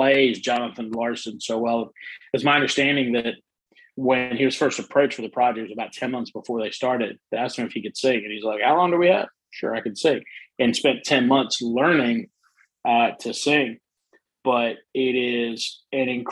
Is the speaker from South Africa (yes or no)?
yes; South Africa; now in United States; I'm originally from South Africa, right. and I'm very proud to be a South African.